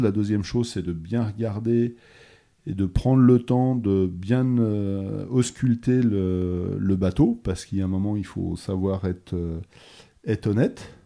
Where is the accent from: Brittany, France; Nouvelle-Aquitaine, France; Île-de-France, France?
Nouvelle-Aquitaine, France; Bressuire; also born or lived in Brest; now in Noirmoutier, France; j'ai grandi à l'intérieur des terres. Je suis originaire de Bressuire dans les Deux-Sèvres